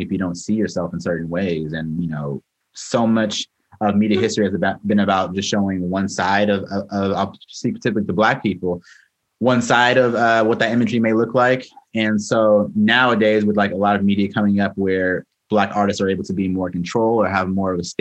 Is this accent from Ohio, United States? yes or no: no; Oceanside, California, United States; moved away as an adult; also born or lived in Los Angeles, California / New York City, New York; So I'm originally from Oceanside, California. It's a kind of northern county of San Diego.